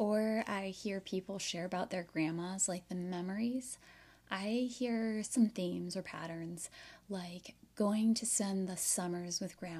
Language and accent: English; United States; Growing up in the States as a kid, I think my idea of a grandmother was this soft, kind, super sweet lady who would bake you cookies and cake and tell you that everything was okay.